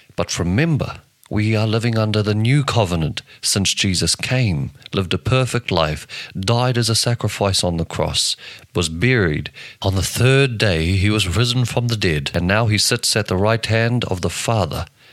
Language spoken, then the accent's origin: English; New Zealand; I'm from New Zealand.